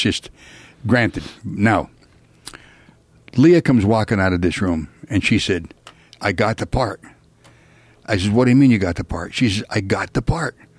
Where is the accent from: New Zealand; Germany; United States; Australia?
United States; Pennsylvania; moved away; I'm originally from Pennsylvania